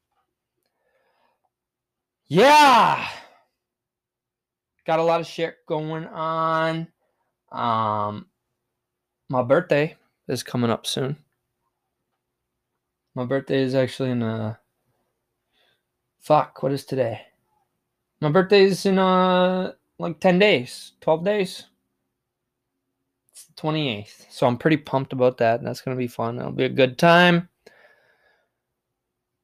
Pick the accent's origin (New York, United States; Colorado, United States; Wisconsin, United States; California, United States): Wisconsin, United States; I'm from Wisco, baby, and that's Wisconsin in the United States